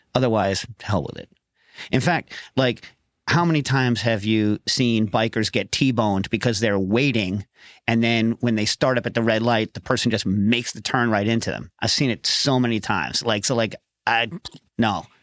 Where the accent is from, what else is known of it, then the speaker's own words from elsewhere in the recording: Westchester, New York, United States; I grew up around Westchester